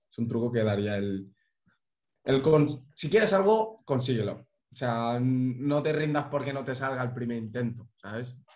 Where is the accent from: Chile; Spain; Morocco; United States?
Spain; Valencia, Valencian Community; yo soy de Valencia